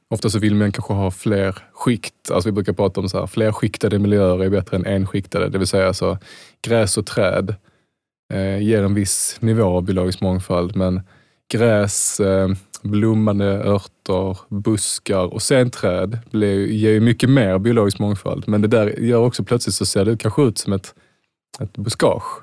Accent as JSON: {"language": "Swedish", "town": "Malmö", "region": "Skåne", "country": "Sweden", "said": "jag är från Malmö"}